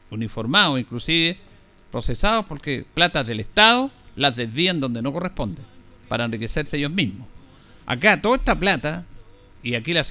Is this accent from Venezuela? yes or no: no; Chile; No es entender de que todos somos chilenos, ni valemos más ni menos, independiente de cómo pensemos políticamente, aunque estemos o no estemos en un gobierno. Todos somos chilenos.